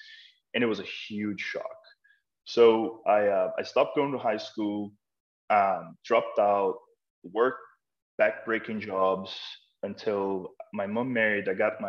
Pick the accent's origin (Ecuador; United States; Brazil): Brazil; born there; But I was born in Brazil, in near Brasilia, the capital.